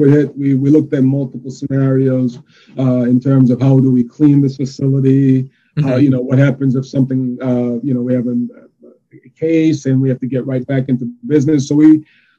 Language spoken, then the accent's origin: English; Jamaica; now in Yonkers, United States; I am from New York. I am Jamaican by birth, but I'm a New Yorker for over two decades